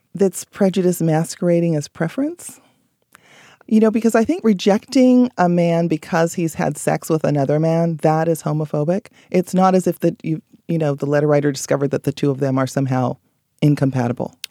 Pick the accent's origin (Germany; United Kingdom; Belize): Belize; moved away; I'm from Belize, so I go there quite frequently, several times a year, just to be with family